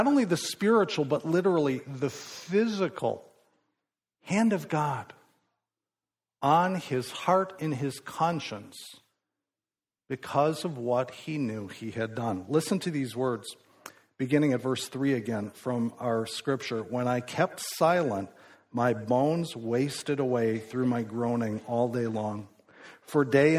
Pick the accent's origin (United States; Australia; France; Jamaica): United States; Midwest; I grew up in the Midwest